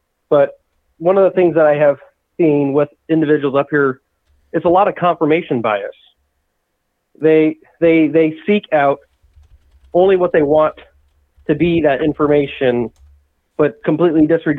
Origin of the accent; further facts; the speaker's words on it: Los Angeles, California, United States; another one in Hispanic lore that I know about, because I grew up in Los Angeles.